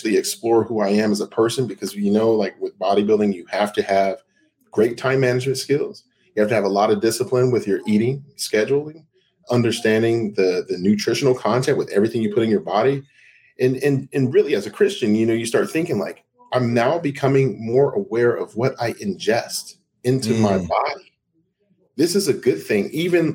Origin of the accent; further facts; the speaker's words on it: Seattle, Washington, United States; moved away; also born or lived in Denver; I grew up in Seattle, Washington